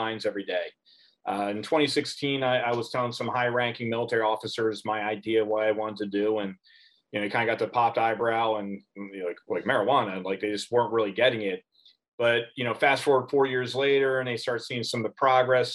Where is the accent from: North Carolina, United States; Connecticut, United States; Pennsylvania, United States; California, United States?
Pennsylvania, United States; my home state of Pennsylvania